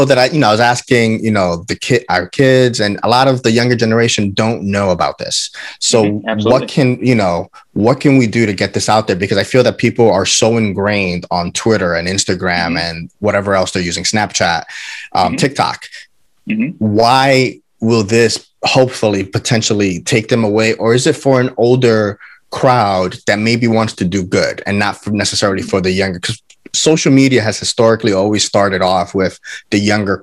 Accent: New York, United States; I'm a New Yorker

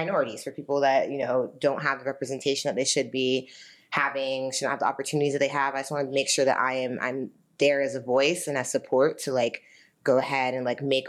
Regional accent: Lock Haven, Pennsylvania, United States; now in New York, United States; I'm originally from Lock Haven, Pennsylvania. No one knows where that is, but I am a New Yorker now.

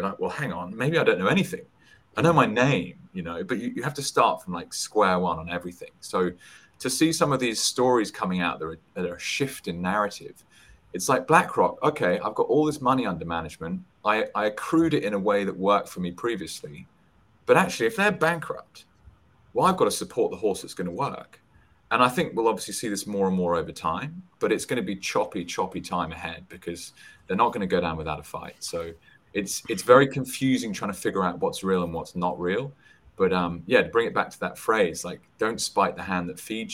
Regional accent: United Kingdom; I'm British

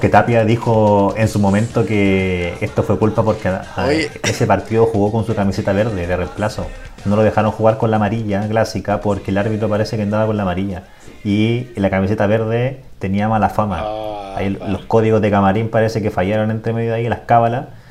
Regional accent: Chile

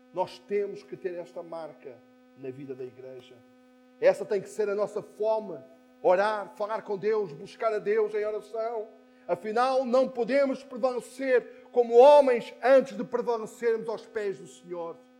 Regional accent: Póvoa de Santa Iria, Lisbon, Portugal; now in Algés, Portugal; Na minha eh, adolescência, na minha juventude, quando em Póvoa de Santaria se juntava quase toda a igreja

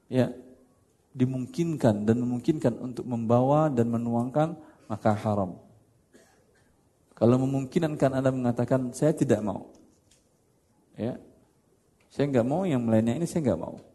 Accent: Padang, West Sumatra, Indonesia; Masalahnya karena saya orang Padang aja.

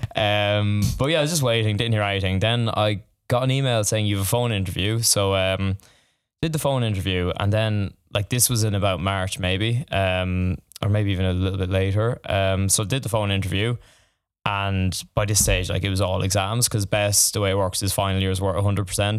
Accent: Tullamore, County Offaly, Ireland; moved away as an adult; now in Dublin, Ireland; I'm from the country, I'm not from Dublin. Uh, I'm from Tullamore initially

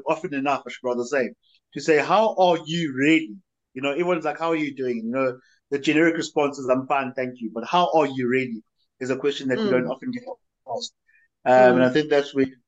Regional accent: Howick, KwaZulu-Natal, South Africa; I grew up in Bukumeni Township, which is a township in Howick

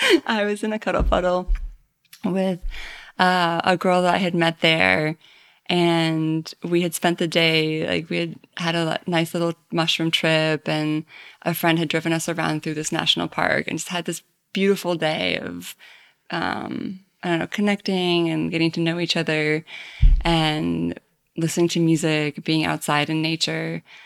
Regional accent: Maine, United States; now in New York, United States; I'm from Maine, and I've lived in New York for most of the last ten years

